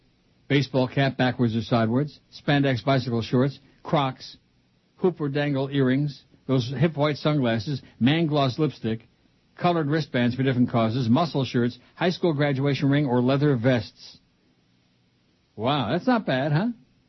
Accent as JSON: {"language": "English", "town": "Richmond", "region": "Virginia", "country": "United States", "tie": "born or raised there", "moved": "as an adult", "said": "in 1989 when I moved to South Florida from Virginia"}